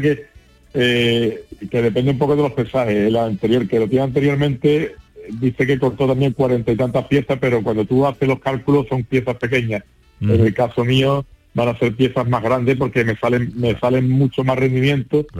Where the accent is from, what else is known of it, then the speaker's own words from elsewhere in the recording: San Juan del Puerto, Andalusia, Spain; el Ayuntamiento de San Juan del Puerto, que es mi pueblo